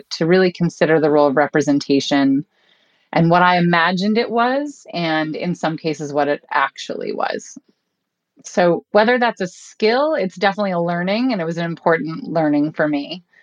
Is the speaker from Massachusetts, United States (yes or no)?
no; Buffalo, New York, United States; I grew up in Buffalo, New York, on a small cul de sac